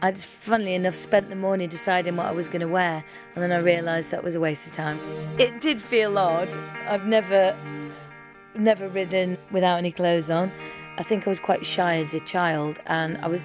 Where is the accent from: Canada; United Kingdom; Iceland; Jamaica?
United Kingdom; Halifax, Yorkshire and the Humber; now in Kent, United Kingdom; Originally, I'm from Halifax, and I now live in Kent.